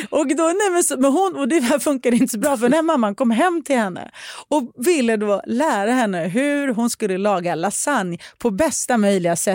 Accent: Sweden; som svensk sticker det här i ögonen och känns konstigt. Som finsk gjorde det också och det höll inte

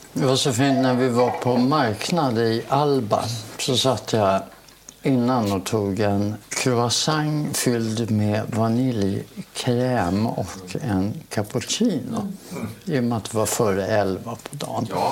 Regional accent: Stockholm, Stockholm County, Sweden; also born or lived in Helsingborg; jag flyttade till Stockholm från Helsingborg. Vi pratar alltså sex år

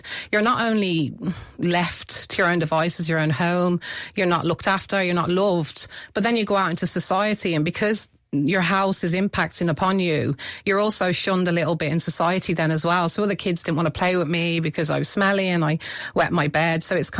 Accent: Midlands, United Kingdom; accent: mixture of Britain and Ireland; also born or lived in Ireland; were brought up as an Irish family in the Midlands. But I would have moved back. For me, Ireland is home. We've always grown up as an Irish family. So the twang, the mixture of Britain and Ireland is in my accent

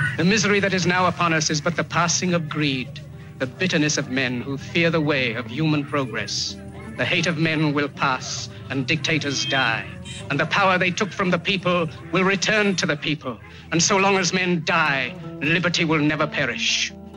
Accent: Iran; Growing up in Iran

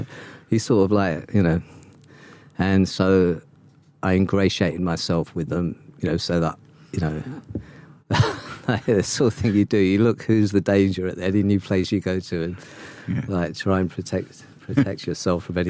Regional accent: London, United Kingdom; I was born in King's College Hospital in Camberwell. Spent the first 4 years of my life in Broccoli and then moved to Forest Hill.

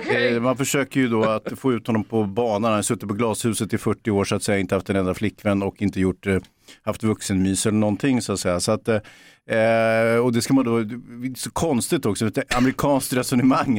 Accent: Stockholm, Stockholm County, Sweden; Jag är från Bågamossen

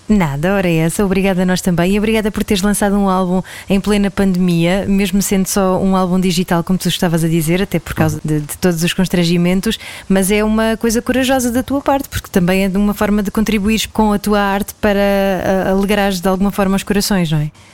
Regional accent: near Lisbon, Portugal; also born or lived in Algarve; Eu cresci aqui perto de Lisboa, mas depois, eh, durante alguns anos, vivi no Algarve

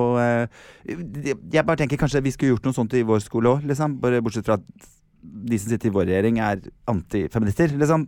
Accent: Norway; jeg er fra Norge, I'm from Norway

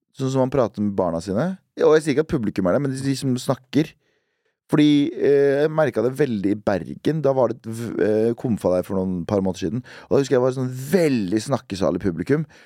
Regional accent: Duhok, Kurdistan Region, Iraq; now in Norway; min hjemby, som heter Duhok

